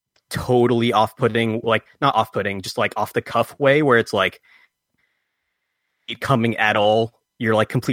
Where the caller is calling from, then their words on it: Mainz, Rhineland-Palatinate, Germany; calling from Germany.